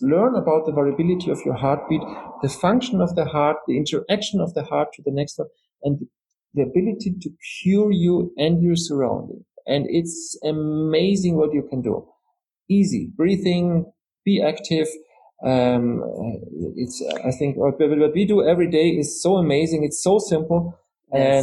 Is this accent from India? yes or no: no; Austria; I'm from Austria. You know, we're very proud about Mozart